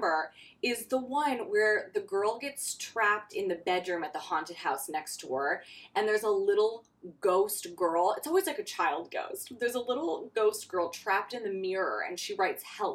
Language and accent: English; Wisconsin, United States; as a kid growing up in Wisconsin